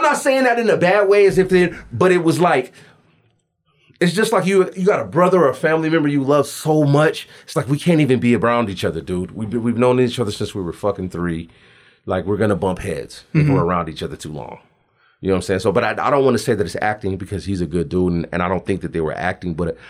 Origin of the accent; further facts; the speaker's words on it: Alaska, United States; I'm out here from Alaska.